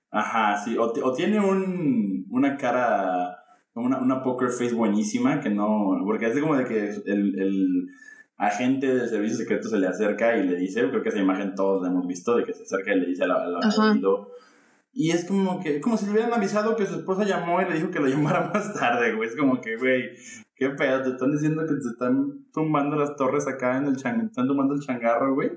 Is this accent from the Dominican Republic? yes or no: no; Mexico; en mi colegio de, monjitas, como, como buen mexicano católico